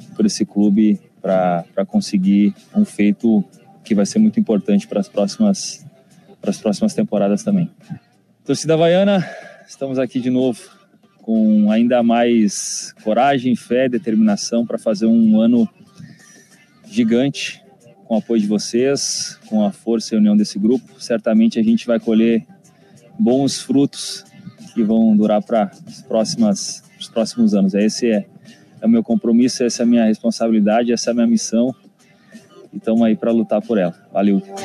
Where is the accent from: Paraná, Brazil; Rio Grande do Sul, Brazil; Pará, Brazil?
Rio Grande do Sul, Brazil; Candelária; moved away; Sou natural de Candelária, no Rio Grande do Sul, Vale do Rio Pardo.